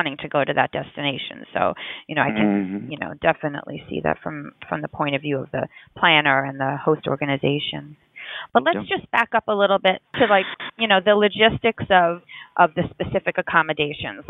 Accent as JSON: {"language": "English", "region": "New York", "country": "United States", "said": "I'm also a New Yorker"}